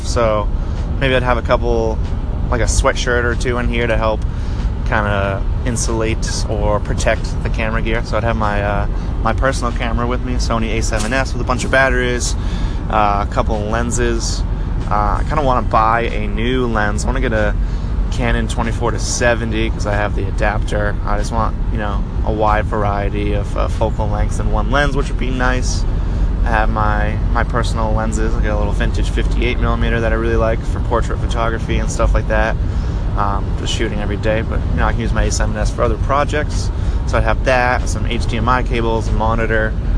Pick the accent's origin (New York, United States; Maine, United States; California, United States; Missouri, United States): Maine, United States; Portland; I'm from Portland, Maine